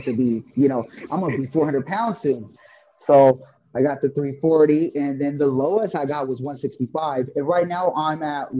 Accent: Sacramento, California, United States; I'm from Sacramento.

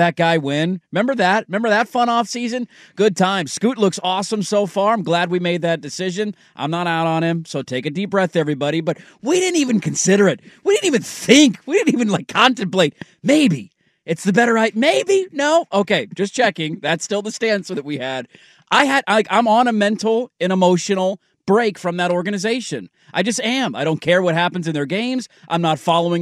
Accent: Portland, Oregon, United States; I'm born and raised in Portland

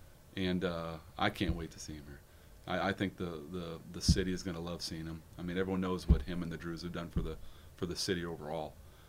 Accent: Valparaiso, Indiana, United States; I want my kids to have the same experience that I had growing up in Valpo.

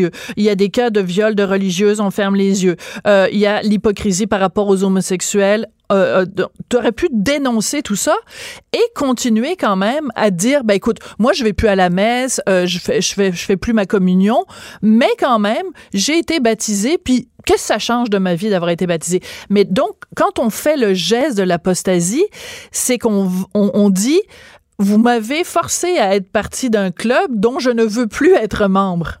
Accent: Bordeaux, Nouvelle-Aquitaine, France; moved away; je suis née à Bordeaux, euh, en France

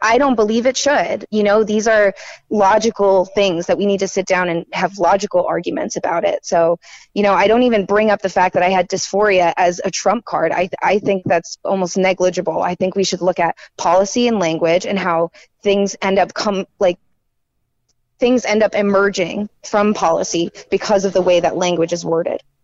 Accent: Raleigh, North Carolina, United States; I'm more local. I'm from Raleigh.

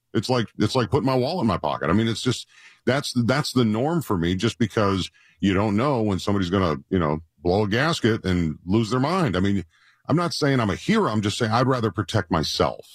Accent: Rochester, Minnesota, United States; moved away; I, I grew up in Minnesota, right? In mm-hmm. Rochester

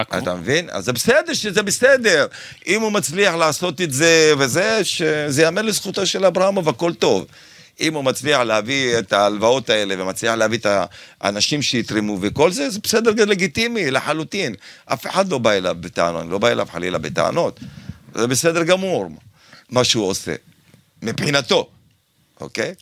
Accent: Kfar Saba, Central District, Israel; born or raised there; now in Herzliya, Israel

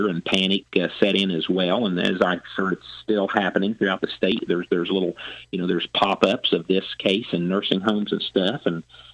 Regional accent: Louisville, Illinois, United States; my hometown is Louisville. That's where my office is at. It's Southeast Illinois

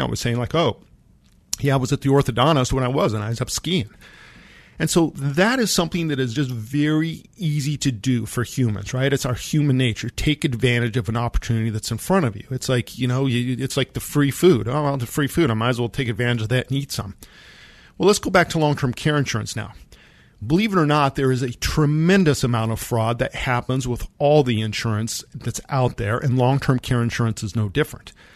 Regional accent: Monte Vista, Colorado, United States; I grew up in Monta Vista, Colorado, and my orthodontist was in Pueblo, Colorado

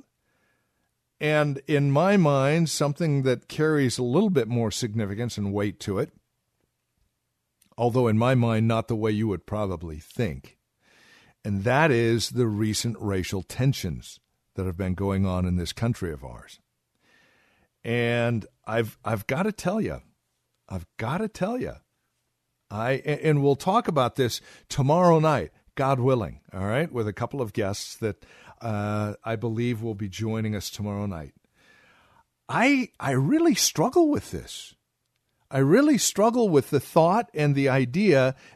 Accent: Southern California, United States; I was raised in Southern California, 60s and 70s.

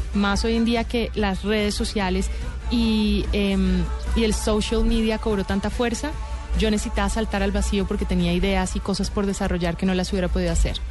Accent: Bogotá, Colombia; also born or lived in Miami, United States; Yo crecí en Bogotá

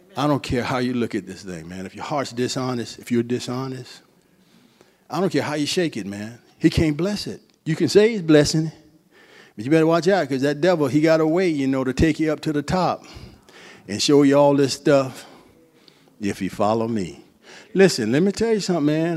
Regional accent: Central Florida, United States; I'm from Florida. Central Florida.

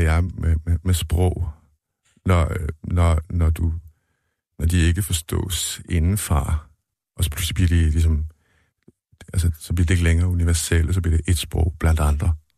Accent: Denmark; moved away as an adult; now in Sweden; Jeg var den første fra Danmark

